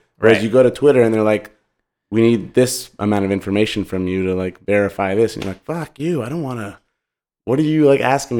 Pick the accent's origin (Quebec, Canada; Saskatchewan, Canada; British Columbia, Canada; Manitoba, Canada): Quebec, Canada; Montreal; I'm from Montreal and we used to play tennis, my brother and I, at the tennis court near our house.